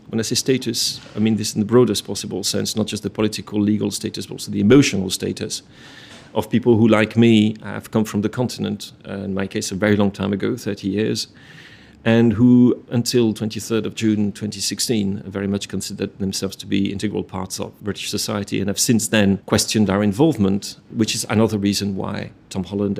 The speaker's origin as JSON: {"language": "English", "region": "Normandy", "country": "France", "tie": "born or raised there", "also_born_or_lived": "Paris", "second_language": "English", "moved": "as an adult", "lives_now": "London, United Kingdom", "said": "I was born and I grew up in Normandy. My family are stereotypical Normans because my father is a farmer."}